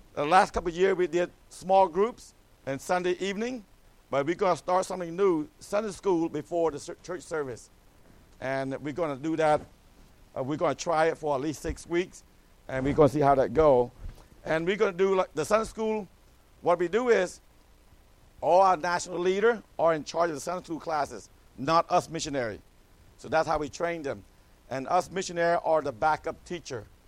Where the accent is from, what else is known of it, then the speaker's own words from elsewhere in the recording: Atlanta, Georgia, United States; moved away as an adult; also born or lived in California; now in Cambodia; I came to America when I was 11. I grew up in Atlanta, Georgia